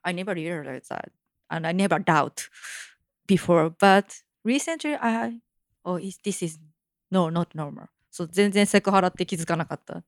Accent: Tokyo, Japan; my hometown is also Tokyo

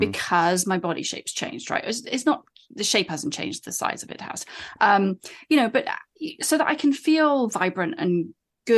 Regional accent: United Kingdom; moved away as an adult; now in United States; I'm British

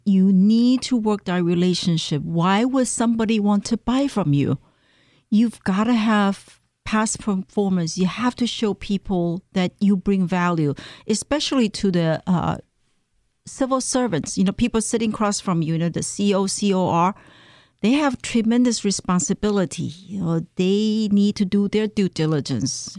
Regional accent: Taiwan; moved away as an adult; now in Maryland, United States; I came from Taiwan. Um, I came to the United States to pursue advanced study in mass communication

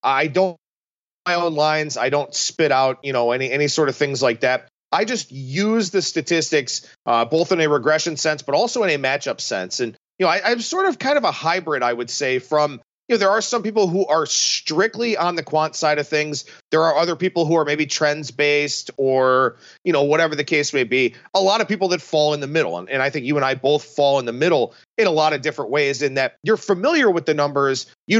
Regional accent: Cleveland, Ohio, United States; But growing up in Cleveland with the Indians heyday in the mid to late 90s

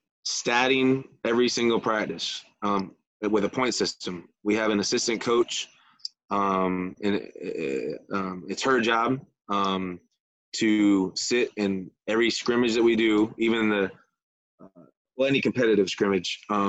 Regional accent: Michigan, United States; also born or lived in Florida; I'm from Michigan originally, had a rough life, got to live in Michigan all summer, and got to live in Florida all winter.

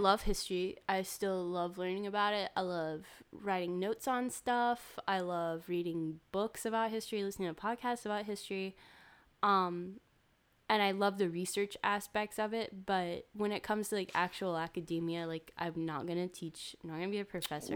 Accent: Winston-Salem, North Carolina, United States; I'm from Winston-Salem, which is, like, twenty, thirty minutes away from Greensboro.

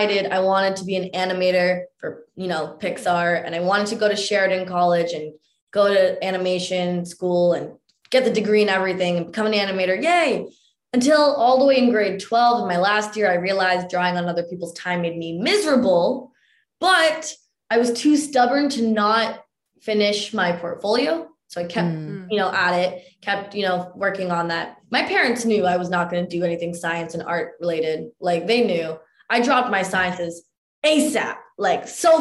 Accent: Mississauga, Ontario, Canada; growing up in Mississauga for me and like my brother

